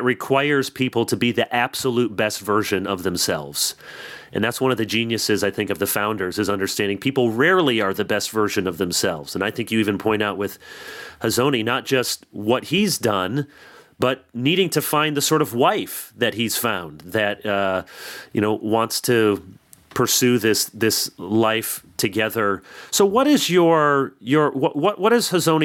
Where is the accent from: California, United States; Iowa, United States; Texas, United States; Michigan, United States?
Michigan, United States; And I'm from Michigan, and I pastored around Michigan State.